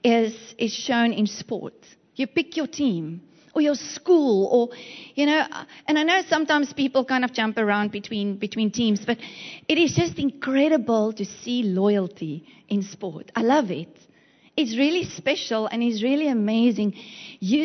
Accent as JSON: {"language": "English", "region": "Western Cape", "country": "South Africa", "moved": "as an adult", "lives_now": "East London, South Africa", "said": "When we arrived in East London, it was the funniest place ever for me, because we come from the Western Cape"}